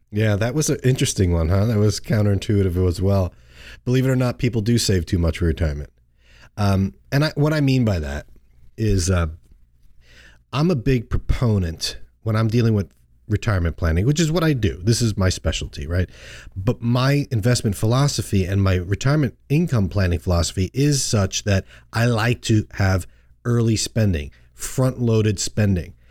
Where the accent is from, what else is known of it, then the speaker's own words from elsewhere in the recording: Long Island, New York, United States; growing up on Long Island, we, we called it Fluke